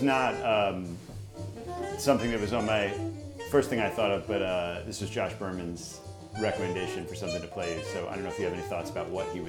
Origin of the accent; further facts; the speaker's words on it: Philadelphia, Pennsylvania, United States; Yeah, like, I'm from Philly.